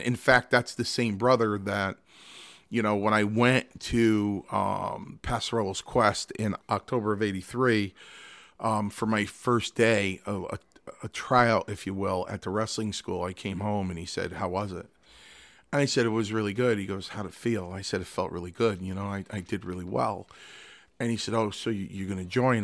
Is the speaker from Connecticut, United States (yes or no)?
yes; Milford, Connecticut, United States; born or raised there; also born or lived in Stamford, Connecticut